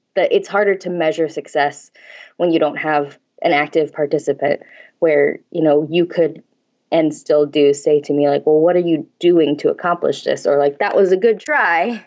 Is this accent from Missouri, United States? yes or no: yes; St. Louis, Missouri, United States; moved away as an adult; also born or lived in Cape Girardeau, Missouri; now in Kansas, United States; I grew up in Saint Louis